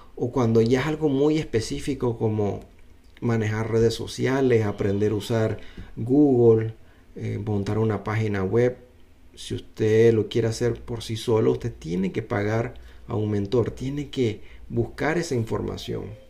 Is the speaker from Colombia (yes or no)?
no; Panama; moved away; also born or lived in United States; yo vine de una familia de clase media alta, vamos a decir, no vamos a decir que éramos millonarios ni tampoco éramos pobres, pero yo salí de Panamá